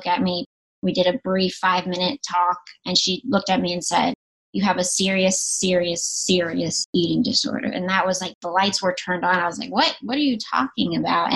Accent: North Carolina, United States; now in Los Angeles, United States; I grew up in North Carolina

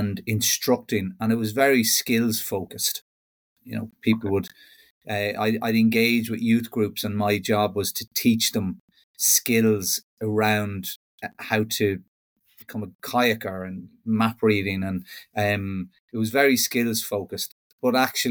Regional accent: Kells, Leinster, Ireland; moved away as an adult; now in West of Ireland, Ireland; I'm originally from Kells in Meath and relocated over to the west of Ireland a little bit over 15 years ago

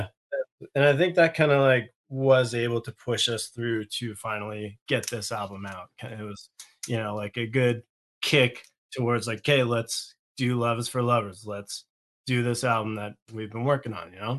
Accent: the Maritimes, Canada; I'm from the Maritimes

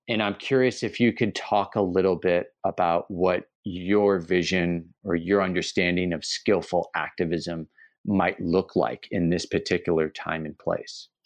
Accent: United States; moved away; as an American who lives abroad

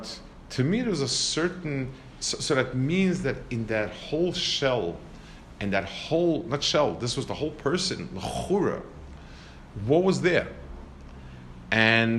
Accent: New York City, New York, United States; I grew up in Lower East Side, and the yeshiva was on Henry Street

